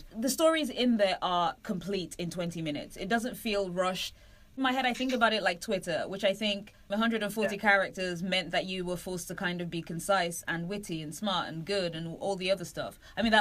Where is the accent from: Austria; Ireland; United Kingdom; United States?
United Kingdom; London; I'm British. I've never seen a gun. Right, seriously, I'm from East London